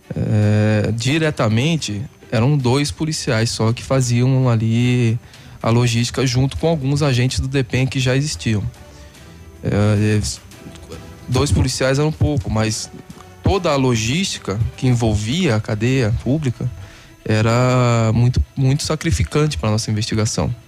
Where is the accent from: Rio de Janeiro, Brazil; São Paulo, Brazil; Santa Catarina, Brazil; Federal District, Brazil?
São Paulo, Brazil; Santos; moved away as an adult; also born or lived in Curitiba; now in Paraná, Brazil; sou de Santos